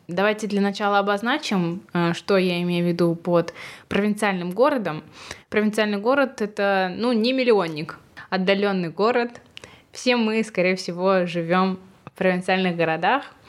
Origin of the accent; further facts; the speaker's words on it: Shakhtinsk, Karaganda Region, Kazakhstan; moved away; я родилась вообще в Казахстане и в маленьком городе, где всего 70 тысяч человек населения